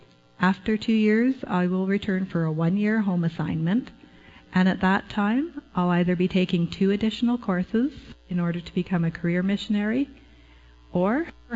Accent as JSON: {"language": "English", "country": "Canada", "said": "I am passionate about Argentina, about being a Canadian covenant missionary."}